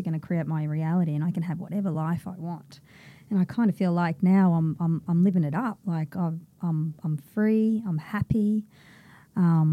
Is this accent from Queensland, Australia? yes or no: yes; Brisbane, Queensland, Australia; Born in Brisbane